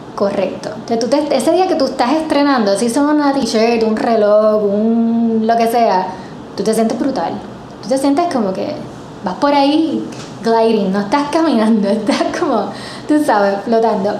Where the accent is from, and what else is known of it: Puerto Rico